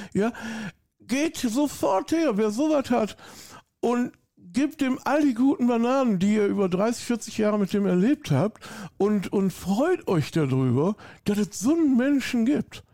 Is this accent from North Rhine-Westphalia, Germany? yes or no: yes; Hückeswagen, North Rhine-Westphalia, Germany; accent: Rhineland; now in Austria; ursprünglich bin ich Bergischer Jung. Ich komme aus der Nähe von Köln